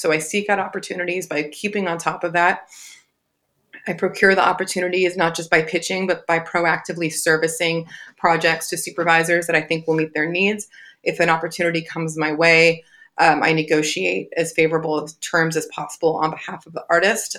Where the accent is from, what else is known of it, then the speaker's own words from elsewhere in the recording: Southern California, United States; also born or lived in Long Beach; I'm born and raised in Southern California